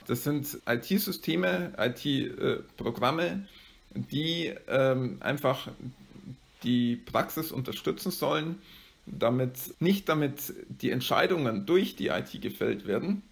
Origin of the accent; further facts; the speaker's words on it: area around Amberg, Bavaria, Germany; also born or lived in Bayreuth; ich stamme aus der Gegend um Amberg